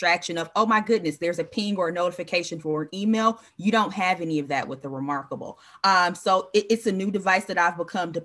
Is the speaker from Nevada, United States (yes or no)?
no; Chicago, Illinois, United States; We're Chicagoan.